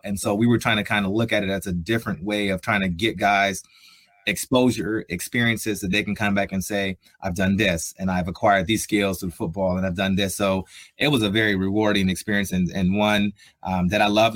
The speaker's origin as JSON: {"language": "English", "town": "Columbus", "region": "Ohio", "country": "United States", "tie": "born or raised there", "also_born_or_lived": "Buffalo, New York", "moved": "as an adult", "said": "I'm from Columbus, Ohio. So I'm I'm a Buckeye through and through, born and raised there."}